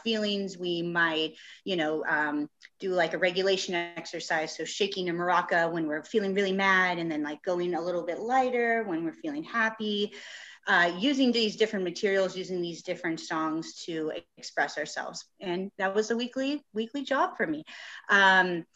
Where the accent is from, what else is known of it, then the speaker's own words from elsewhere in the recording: San Diego, California, United States; born and raised in San Diego